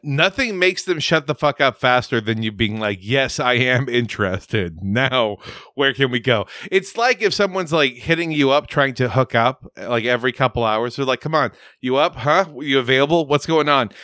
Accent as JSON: {"language": "English", "area": "Rio Grande Valley", "region": "Texas", "country": "United States", "tie": "born or raised there", "also_born_or_lived": "Houston", "moved": "yes", "said": "I grew up in the Rio Grande Valley. My father was involved in the Republican Party"}